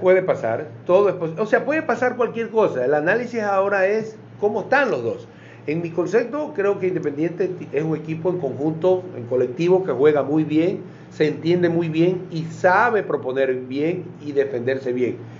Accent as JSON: {"language": "Spanish", "country": "Ecuador", "said": "Los ecuatorianos vamos a decir"}